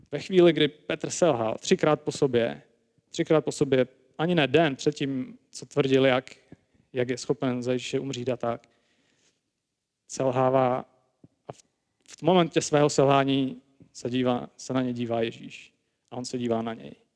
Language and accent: Czech; Prague, Czechia; jsem teda sám z Prahy